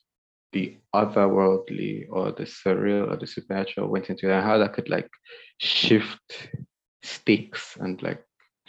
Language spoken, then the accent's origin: English; Nigeria; But I guess if you would only understand if you read it as a Nigerian